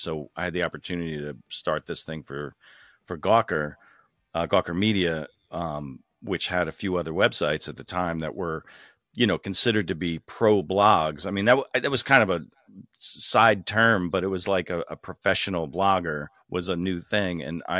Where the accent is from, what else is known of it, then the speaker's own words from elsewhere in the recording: New York, United States; So, so I grew up in the New York suburbs. I stayed on the East Coast. I went to school in New York City and that's where I lived.